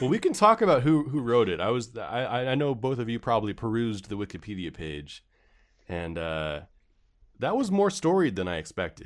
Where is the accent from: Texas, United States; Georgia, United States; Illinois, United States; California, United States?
California, United States; San Francisco; growing up in San Francisco